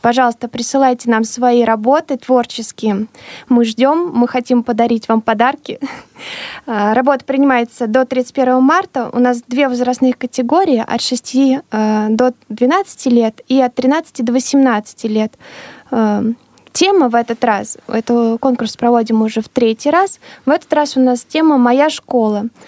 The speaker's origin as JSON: {"language": "Russian", "town": "Elektrostal", "region": "Moscow Oblast", "country": "Russia", "tie": "born or raised there", "said": "Это мой родной город"}